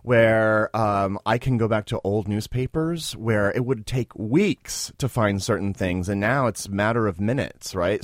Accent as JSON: {"language": "English", "town": "Springfield", "region": "Missouri", "country": "United States", "moved": "as an adult", "lives_now": "New York City, United States", "said": "from Springfield, Missouri"}